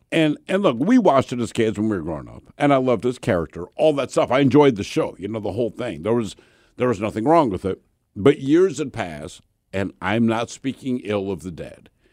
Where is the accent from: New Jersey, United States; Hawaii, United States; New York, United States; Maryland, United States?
Maryland, United States; Baltimore; I'm from Baltimore